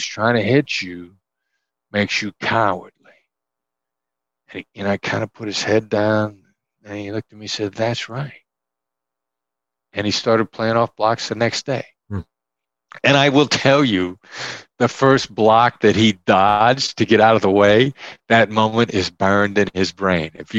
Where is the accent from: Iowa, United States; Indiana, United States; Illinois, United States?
Iowa, United States; I grew up in Iowa